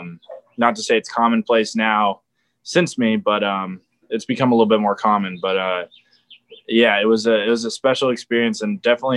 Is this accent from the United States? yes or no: yes; San Diego, California, United States; You know, I'm coming from San Diego and military family, like there's always a goal of mine to go to the Naval Academy.